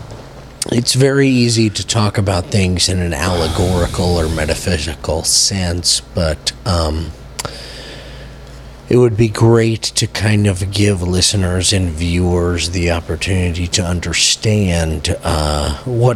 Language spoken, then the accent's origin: English; United States; as an American